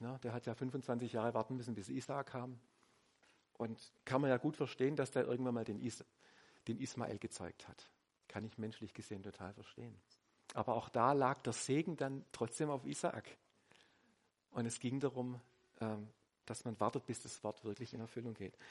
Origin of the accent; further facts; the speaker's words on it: Swabia, Germany; ich bin Schwabe